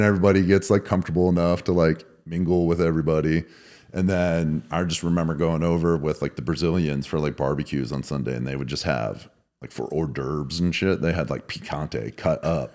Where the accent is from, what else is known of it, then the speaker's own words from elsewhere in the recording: Erie, Pennsylvania, United States; I grew up in Erie, Pennsylvania.